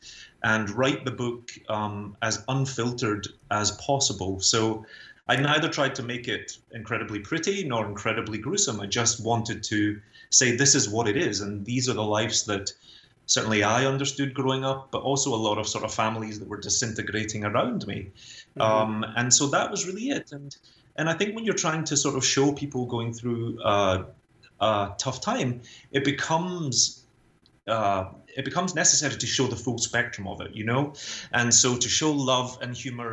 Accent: Glasgow, Scotland, United Kingdom; moved away as an adult; also born or lived in London, United Kingdom; now in New York City, United States; So I grew up in a super deprived area of Glasgow.

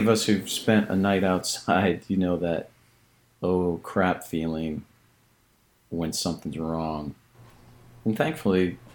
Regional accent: Colorado, United States; growing up in Colorado and riding horses

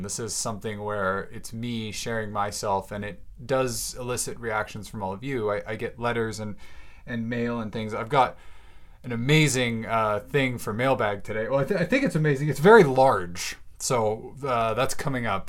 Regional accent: Bellingham, Washington, United States; I'm now moved in and settled into a very cozy little cabin here in Bellingham, Washington, my hometown.

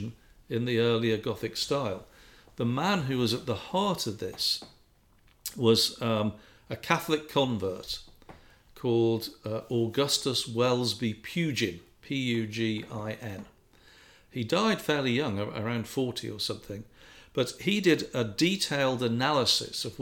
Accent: England, United Kingdom; I grew up in England

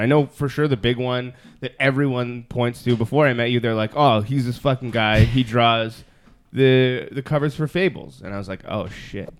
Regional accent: Toronto, Ontario, Canada; I grew up in Toronto

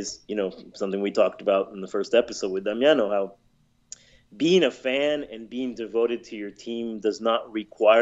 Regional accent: United States; having been raised here in the United States, but on the border nonetheless.

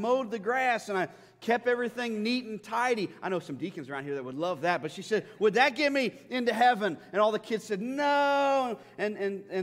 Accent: United States; American Christians

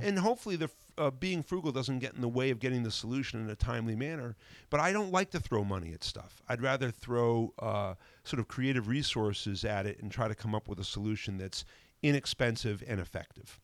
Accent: New Haven, Connecticut, United States; moved away as an adult; also born or lived in Vermont; now in North Adams, United States; I grew up in New Haven, the New Haven, Connecticut area.

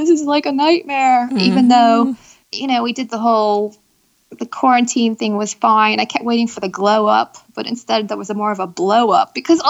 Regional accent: Pennsylvania, United States; moved away as an adult; also born or lived in New York City; now in London, United Kingdom; Pennsylvania. Small town. And then I lived in New York City for 10 years.

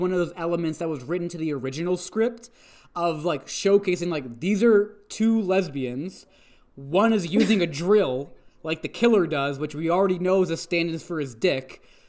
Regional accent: Canada; I am from Canada, thank you. I was born here. I am a citizen.

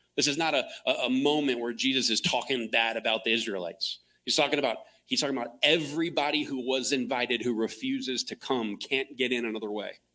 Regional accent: Clearwater, Florida, United States; now in Phoenix, United States; I grew up in Florida, Tampa Bay

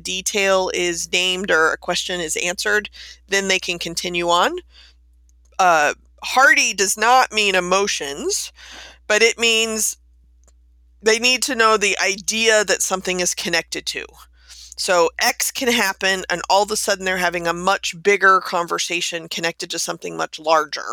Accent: Texas, United States; moved away; I'm being originally from Texas

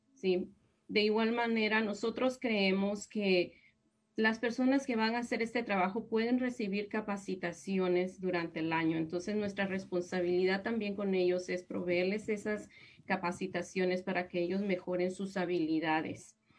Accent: Guatemala; moved away as an adult; now in United States; yo soy de Guatemala y mm, allá en Guatemala yo empecé mi profesión como licenciada en psicología

